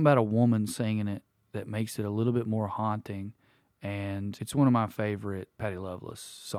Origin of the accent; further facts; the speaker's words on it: Tennessee, United States; Eastern Kentucky, but I'm from Eastern Tennessee.